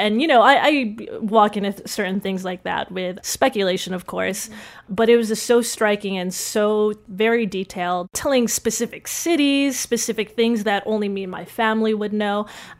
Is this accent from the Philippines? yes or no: yes; Philippines; So, and this is all on my mom's side of the family, which I grew up in the Philippines a little bit.